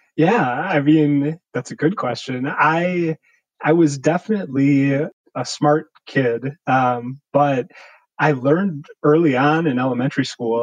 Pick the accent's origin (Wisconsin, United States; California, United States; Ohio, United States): Wisconsin, United States; Milwaukee; also born or lived in Racine, Wisconsin / Virginia; was born in Racine, which is south of Milwaukee, but moved to the Milwaukee area when I was pretty young, around two, and basically grew up in Milwaukee all the way through college